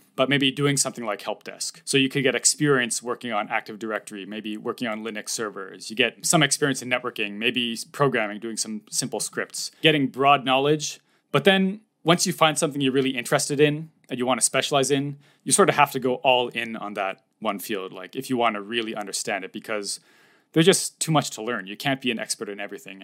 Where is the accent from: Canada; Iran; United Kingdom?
Canada; Toronto, Ontario; moved away as an adult; now in Japan; I am from Canada, Toronto or near Toronto.